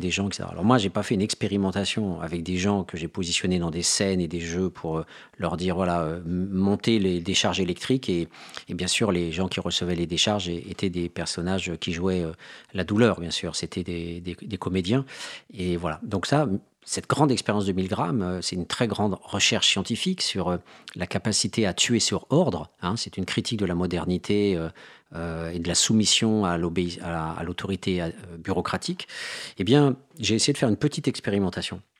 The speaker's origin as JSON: {"language": "French", "town": "Mende", "region": "Occitania", "country": "France", "tie": "born there", "said": "Il voit que je suis né à Mende."}